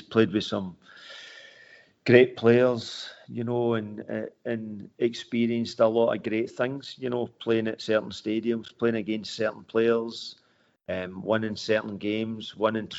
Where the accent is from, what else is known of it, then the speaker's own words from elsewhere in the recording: Rutherglen, Scotland, United Kingdom; I come from Rutherglen